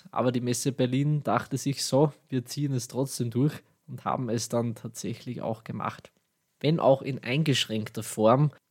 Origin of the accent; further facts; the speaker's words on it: Austria; accent: Austrian; meinen österreichischen Dialekt werdet ihr vermutlich schon bald genauer kennenlernen.